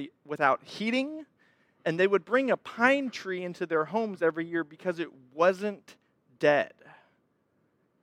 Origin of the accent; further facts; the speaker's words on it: Texas, United States; moved away as an adult; I lived the first 24 years of my life in Texas. I'm from Texas